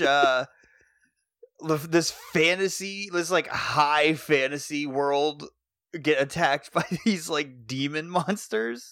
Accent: Athol, Massachusetts, United States; also born or lived in Orange, Massachusetts; technically, I'm from Athol

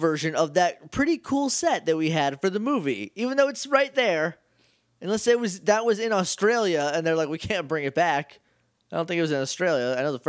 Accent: New Hampshire, United States; I grew up in New Hampshire.

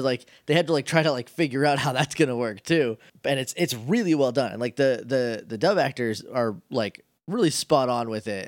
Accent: New Hampshire, United States; moved away; I'm from New Hampshire

